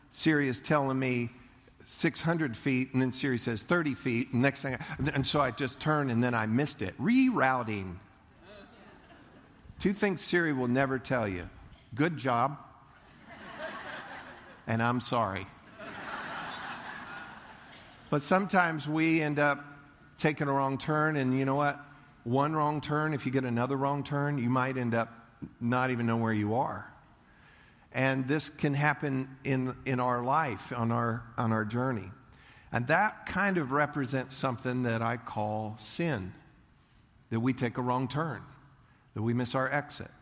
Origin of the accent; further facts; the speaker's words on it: United States; I'm American